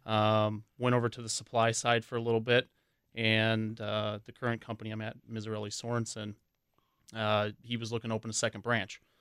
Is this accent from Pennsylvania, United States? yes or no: no; Waukesha, Wisconsin, United States; I grew up right in Waukesha